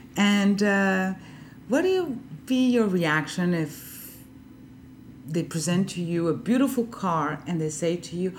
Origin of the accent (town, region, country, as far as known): Honduras; moved away as an adult; also born or lived in France